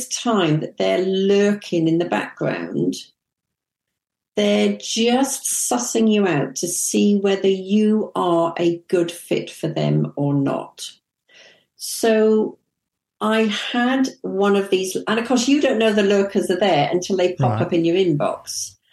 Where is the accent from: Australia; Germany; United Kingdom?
United Kingdom; England; also born or lived in Kuwait; I'm from England